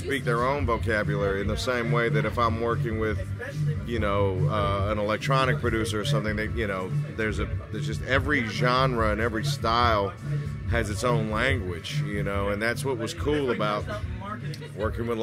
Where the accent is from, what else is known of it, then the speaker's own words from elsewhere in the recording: Berkeley, California, United States; also born or lived in Davis, California; I'm from Berkeley, but when I went to Davis